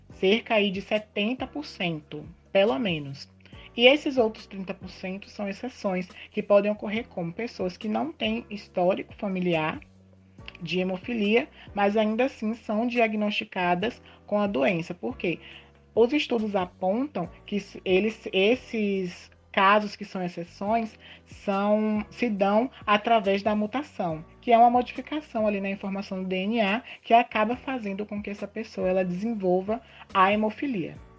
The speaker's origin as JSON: {"language": "Portuguese", "town": "Itabuna", "region": "Bahia", "country": "Brazil", "tie": "born or raised there", "said": "sou natural aqui de Tabuna"}